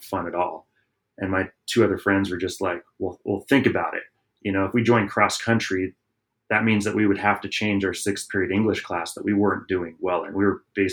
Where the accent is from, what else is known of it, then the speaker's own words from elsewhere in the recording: Southern California, United States; we also did a lot of action sports growing up in Southern California.